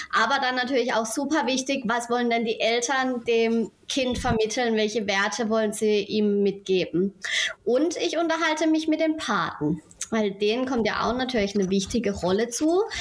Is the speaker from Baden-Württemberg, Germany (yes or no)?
yes; Rheinhausen, Baden-Württemberg, Germany; komme aus Rheinhausen, einem kleinen Dorf am schönen Rhein in der Nähe des Europaparks